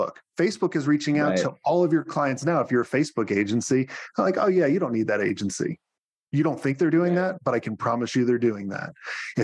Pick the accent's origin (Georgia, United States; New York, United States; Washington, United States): New York, United States; I'm a New Yorker